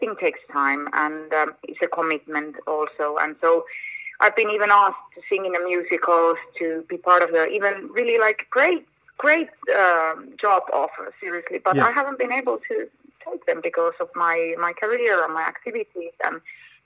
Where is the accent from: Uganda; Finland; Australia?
Finland; moved away; also born or lived in Argentina; my home country, Finland